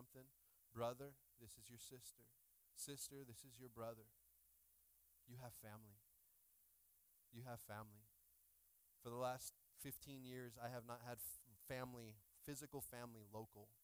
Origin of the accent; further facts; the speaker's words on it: Washington, United States; I grew up in Washington State